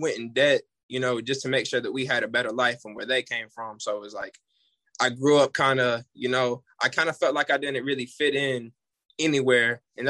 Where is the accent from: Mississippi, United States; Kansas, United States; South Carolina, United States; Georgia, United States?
Kansas, United States; Olathe; Like I said before, I was born and raised in Olathe, Kansas. I'm like first generation, like out of the hood, like first generation.